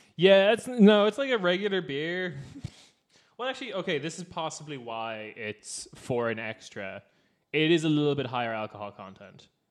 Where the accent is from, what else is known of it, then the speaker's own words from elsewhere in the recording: Cork, Munster, Ireland; I'm from Cork